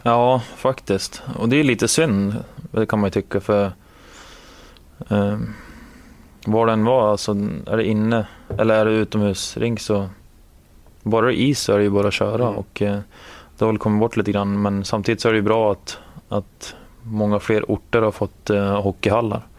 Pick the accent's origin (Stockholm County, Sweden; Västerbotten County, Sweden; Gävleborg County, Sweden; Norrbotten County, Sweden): Gävleborg County, Sweden; Gävle; moved away as an adult; now in Washington, United States; hemma i Gävle när det var minus 15, 20 grader.